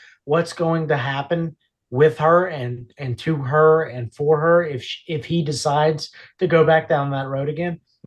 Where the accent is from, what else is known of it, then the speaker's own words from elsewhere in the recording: New York, United States; We ain't got that up in the Bronx